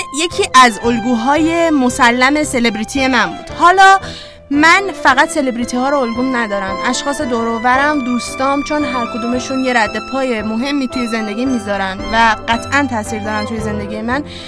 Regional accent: Iran; با همین نژاد به عنوان یک ایرانی زندگی کنم

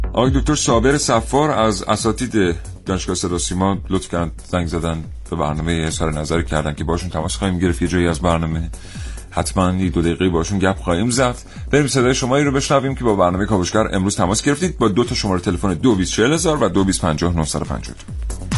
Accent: Iran; ژن تمام ما ایرانی

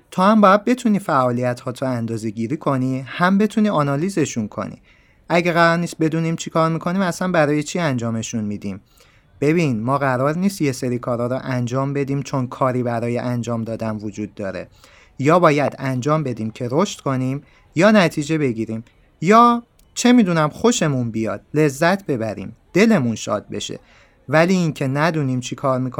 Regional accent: Iran; نفهمن من ایرانیم

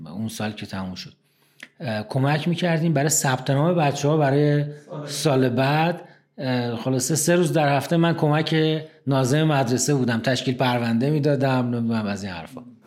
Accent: Tehran, Tehran Province, Iran; also born or lived in Ahvaz, Khuzestan; من متولد نهم خرداد 1348 هستم در تهران توی قلحک بیمارستان کیام متولد شدم

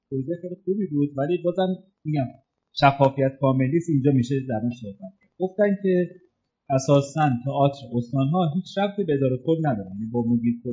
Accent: Shiraz, Fars, Iran; من خودم چون شیرازی هستم

